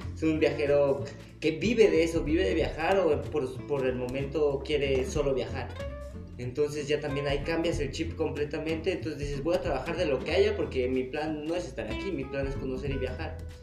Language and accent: Spanish; Mexico; yo vengo del extranjero y soy mexicano